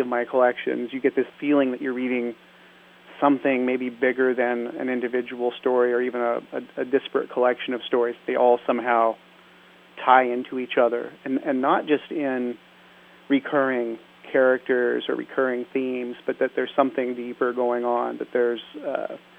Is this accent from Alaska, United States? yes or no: yes; Alaska, United States; We lived in the bush up in Alaska for a good deal of my childhood.